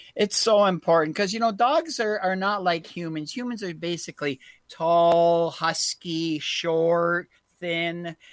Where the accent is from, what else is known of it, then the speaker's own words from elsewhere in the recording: Canada; We are we are all Canadian here